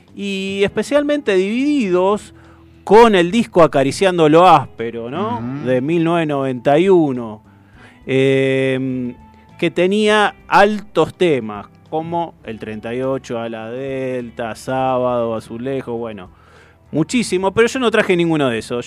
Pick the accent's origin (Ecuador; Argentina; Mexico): Argentina; Hurlingham, Buenos Aires Province; los que somos de Hurlingham, de esos pagos